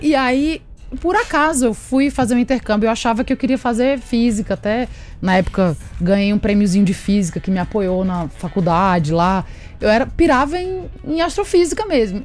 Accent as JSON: {"language": "Portuguese", "region": "Agreste of Paraíba", "country": "Brazil", "tie": "born or raised there", "moved": "yes", "lives_now": "São Paulo, Brazil", "said": "nasci no Agreste da Paraíba"}